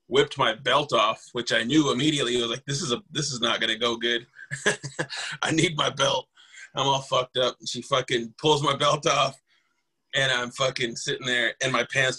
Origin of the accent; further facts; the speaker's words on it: Rosebud Reservation, South Dakota, United States; now in Sioux Falls, United States; I'm from the Rosebud Reservation. Currently I live in Sioux Falls